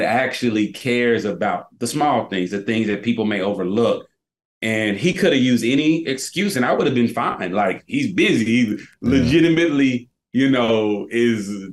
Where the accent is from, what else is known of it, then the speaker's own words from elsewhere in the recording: Tennessee, United States; now in Charlotte, United States; I'm from Tennessee.